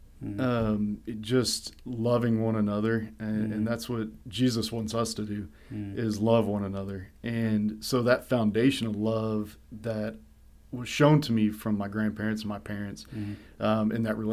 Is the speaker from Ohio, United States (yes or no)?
no; Kerrville, Texas, United States